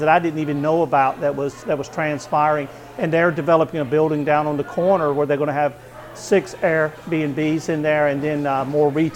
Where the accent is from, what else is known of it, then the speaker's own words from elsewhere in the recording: Eastern North Carolina, United States; also born or lived in Oregon; I'm originally from Eastern North Carolina